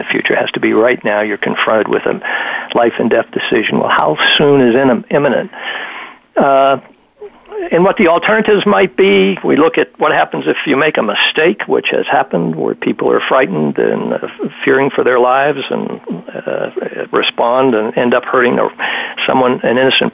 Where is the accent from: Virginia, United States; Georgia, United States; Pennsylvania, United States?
Virginia, United States; my home state of Virginia